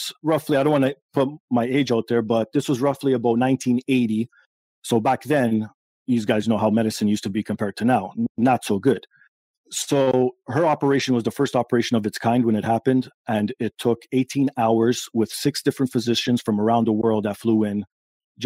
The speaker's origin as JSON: {"language": "English", "town": "Toronto", "region": "Ontario", "country": "Canada", "tie": "born or raised there", "said": "I was born here in Toronto, Canada. And my parents are immigrants from Portugal"}